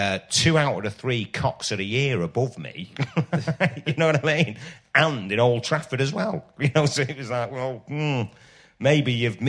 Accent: Ireland; And then a lot of it about, you know, about being Irish.

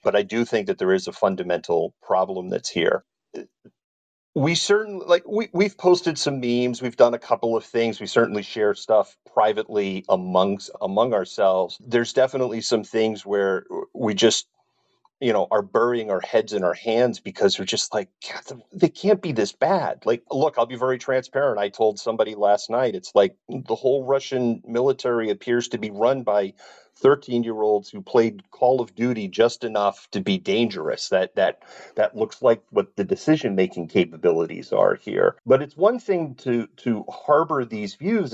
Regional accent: United States; I'm from the United States.

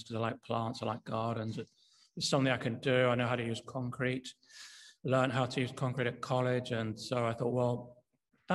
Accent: York, Yorkshire and the Humber, United Kingdom; moved away; also born or lived in London; I'm from Yorkshire. I'm from York, which is where I am now.

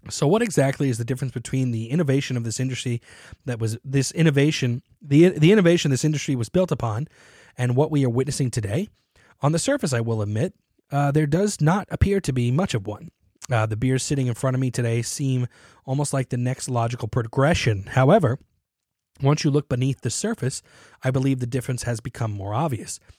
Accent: Appleton, Wisconsin, United States; As I write this, I am sitting at the counter of a coffee shop in my hometown of Appleton, Wisconsin.

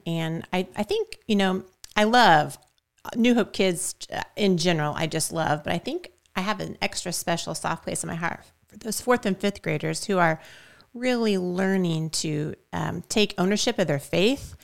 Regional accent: Shelbyville, United States; also born or lived in Switzerland / Italy; was born and raised in Shelbyville

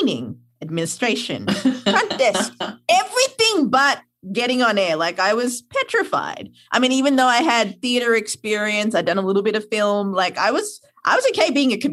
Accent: Sri Lanka; moved away; I'm from Sri Lanka

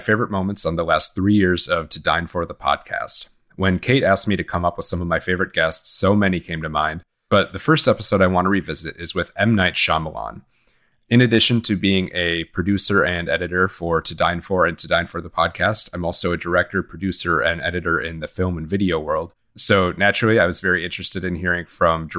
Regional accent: Sheboygan, Wisconsin, United States; my hometown of Sheboygan, Wisconsin

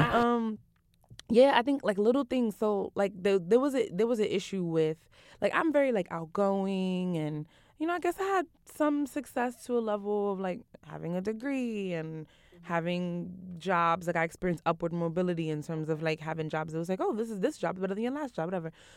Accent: New York City, New York, United States; I'm from Brooklyn, from Eastern New

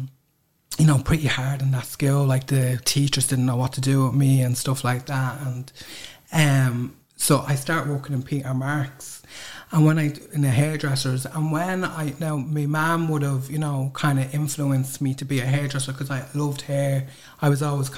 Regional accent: Dublin, Leinster, Ireland; growing up in Crumlin, you know, could be pretty hard

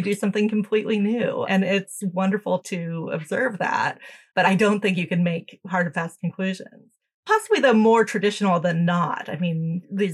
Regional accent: United States; also born or lived in United Kingdom; Me being American, you know, a lot of my American friends and relatives

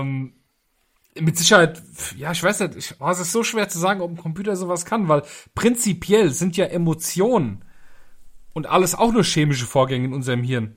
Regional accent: Germany; bei uns in Deutschland

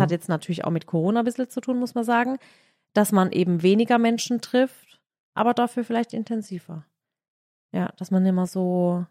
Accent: Baden-Württemberg, Germany; also born or lived in Graben-Neudorf

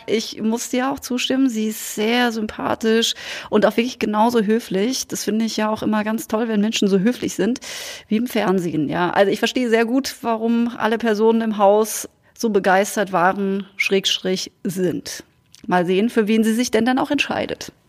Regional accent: Münstertal, Baden-Württemberg, Germany; now in Cologne, Germany; Münstertal gefahren. Da, wo, wo ich herkomme, wo meine Geschwister sind, wo, wo meine Wurzeln liegen

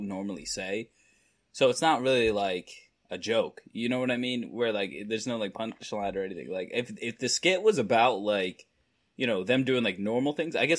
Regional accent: Delco, Pennsylvania, United States; I grew up in Delco

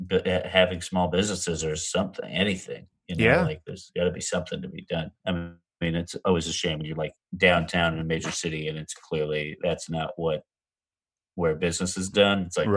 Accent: Massachusetts, United States; now in Jersey City, United States; I grew up in Mass

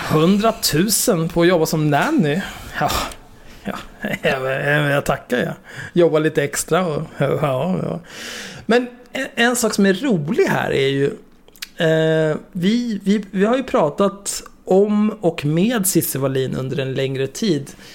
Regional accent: Stockholm, Stockholm County, Sweden; där jag växte upp, eh, Lundagatan 50, vid Zinkensdamm

